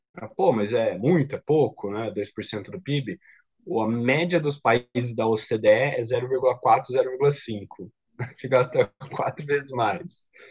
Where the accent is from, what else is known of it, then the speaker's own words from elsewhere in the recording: Ribeirão Preto, São Paulo, Brazil; Eu sou de Ribeirão Preto, interior, então voltei para casa dos meus pais